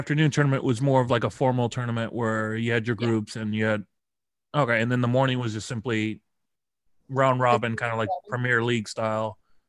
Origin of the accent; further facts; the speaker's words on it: United States; First off, I'm American. I'm used to being hated.